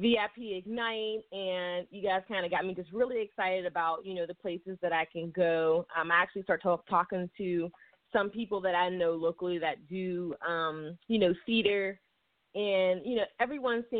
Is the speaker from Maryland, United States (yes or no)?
no; Pittsburgh, Pennsylvania, United States; I'm from Pittsburgh, Pennsylvania